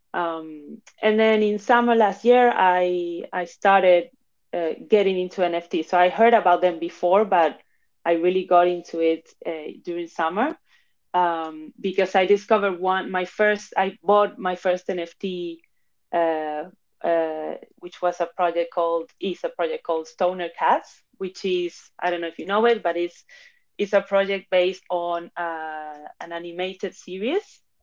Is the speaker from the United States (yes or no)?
no; Madrid, Community of Madrid, Spain; moved away as an adult; also born or lived in Argentina / London, United Kingdom; now in Barcelona, Spain; I was born in Argentina, but I was raised in Spain, in Madrid specifically